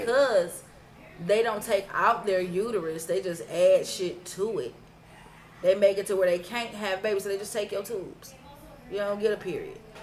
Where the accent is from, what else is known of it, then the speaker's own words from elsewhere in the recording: Cleveland, Ohio, United States; I wasn't from 105 or St. Clair. I was from Huff